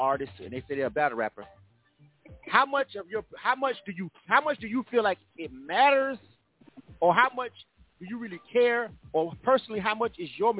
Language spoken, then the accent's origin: English; the South, United States; I'm from the South